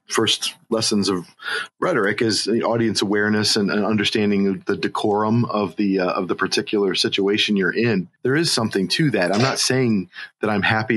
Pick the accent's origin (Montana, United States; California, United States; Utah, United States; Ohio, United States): Ohio, United States; Cleveland; moved away; also born or lived in Pennsylvania; I'm from Cleveland, Ohio.